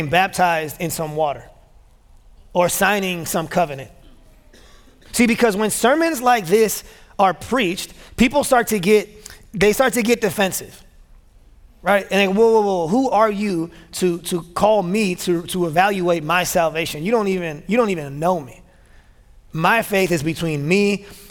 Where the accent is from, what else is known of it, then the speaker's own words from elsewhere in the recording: Chicago, Illinois, United States; moved away as an adult; now in Memphis, United States; I was born and raised in Chicago